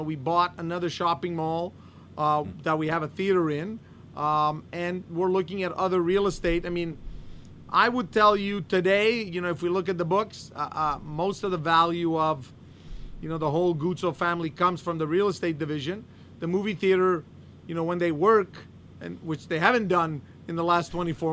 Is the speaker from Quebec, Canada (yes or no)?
yes; Montreal, Quebec, Canada; also born or lived in London, Ontario; I'm Canadian. I'm born in Montreal, born, raised in Montreal, went to school, London, Ontario.